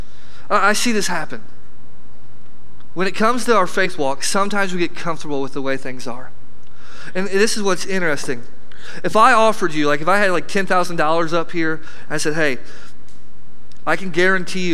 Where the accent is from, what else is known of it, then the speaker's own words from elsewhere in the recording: flat Illinois, United States; I come from Flat, Illinois